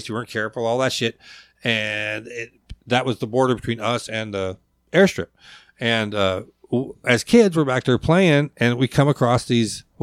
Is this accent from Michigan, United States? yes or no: no; Lakewood, Washington, United States; also born or lived in Providence; now in Alaska; So I was born in Providence. Mom, four months old, mom moved back. My grandfather homesteaded in Lakewood in, in post World War II. She moved back there with me